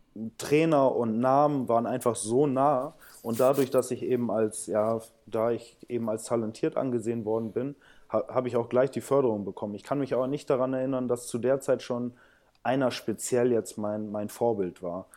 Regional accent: Bramsche, Lower Saxony, Germany; also born or lived in São Paulo, Brazil; ich bin in Bramsche Osnabrück aufgewachsen

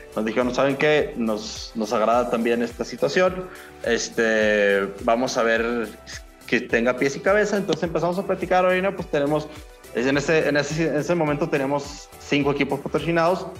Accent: Mexico; nuestra cultura como mexicanos

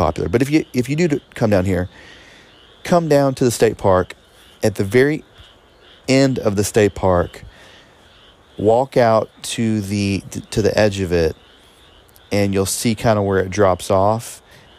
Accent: the South, United States; coming from the South, being a Southerner

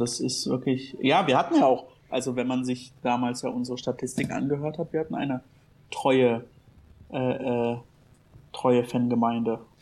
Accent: Berlin, Germany; ich als Berliner

